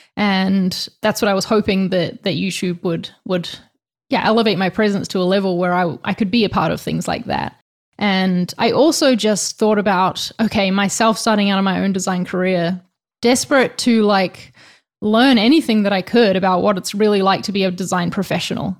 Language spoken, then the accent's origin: English; New Zealand; now in Spain; I'm from New Zealand, in case you're wondering about the accent, but right now I'm living in Spain